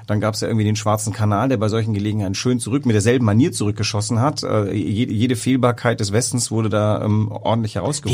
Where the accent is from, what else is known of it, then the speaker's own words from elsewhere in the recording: West Germany, Germany; als Wessi